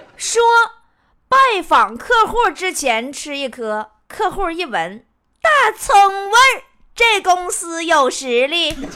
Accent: Northeast China, China; accent: Northeastern (Dongbei) dialect; moved away; 东北话叫过假假

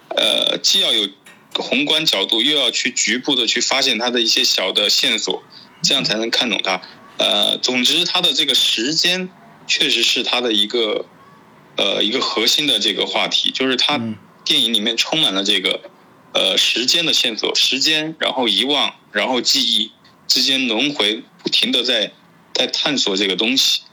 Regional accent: China; 我是中国人

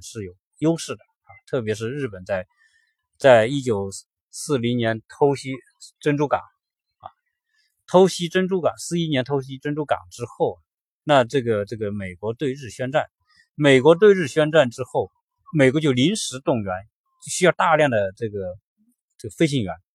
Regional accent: China; 都是我们中国人可能都不怎么玩的

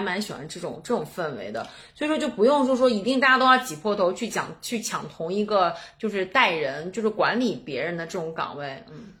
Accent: Baoji, Shaanxi, China; moved away as an adult; also born or lived in Wuhan; now in Xi'an, China; 我小的时候是在，是在宝鸡，然后上的学，然后那个时候就是高中以前吧，所有的朋友其实都在那儿

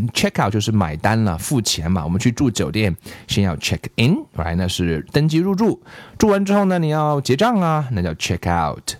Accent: China; 我们中国人

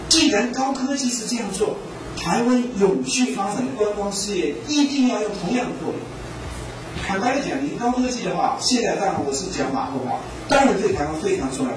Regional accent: Taiwan; 我们台湾人

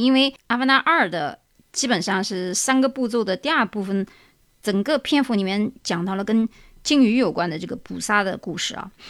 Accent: China; 我们中国人

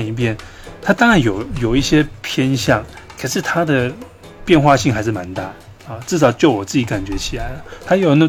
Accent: Greater Taipei area, Taiwan; 虽然我是是在大台北地区啊长大，我我我从小也没有在台北，我对台北，我小时候我对台北也不熟

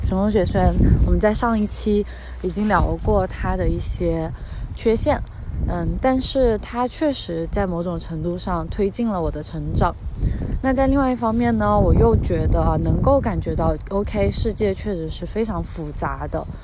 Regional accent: China; 我们在国内长大，在马克思主义 哲学环境下长大

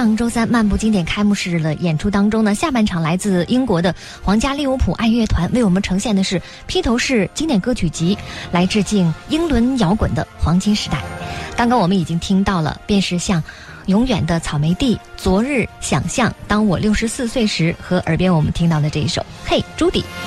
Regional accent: China; 我们中国人

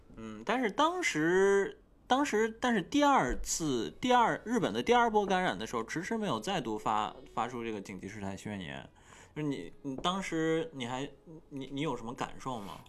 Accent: China; moved away as an adult; now in Tokyo, Japan; 我在这个国家，但是我是一个中国人

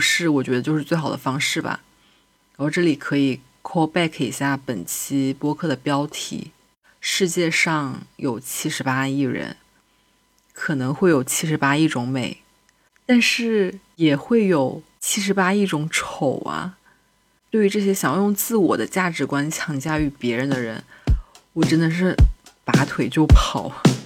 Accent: China; 身为一个中国人

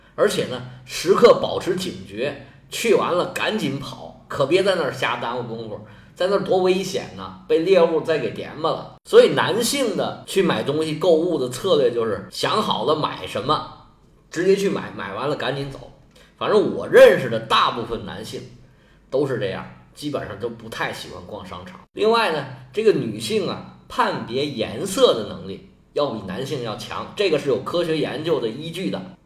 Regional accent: China; 尤其我们中国人

